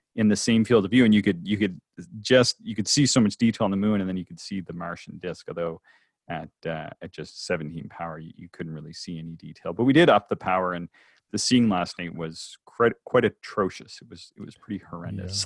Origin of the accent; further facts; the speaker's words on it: Canada; also born or lived in West Coast, United States; I'm a Canadian